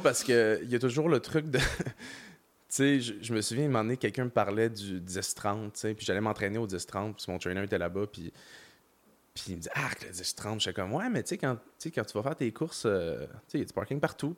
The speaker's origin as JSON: {"language": "French", "town": "Montreal", "region": "Quebec", "country": "Canada", "tie": "born or raised there", "said": "J'ai grandi à Montréal"}